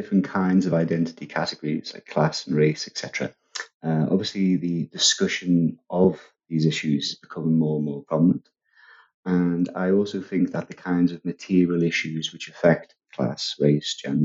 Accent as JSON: {"language": "English", "town": "Liverpool", "region": "North West England", "country": "United Kingdom", "said": "a lot of people from Liverpool where I'm from, I've got a sort of Irish Catholic background"}